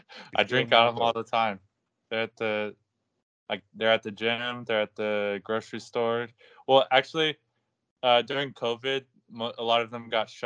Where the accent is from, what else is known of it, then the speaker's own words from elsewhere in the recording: California, United States; I grew up in California, like and I'm not very old